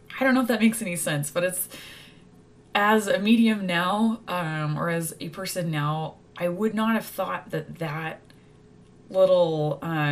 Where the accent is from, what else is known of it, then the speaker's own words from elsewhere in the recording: Texas, United States; moved away; Growing up in Texas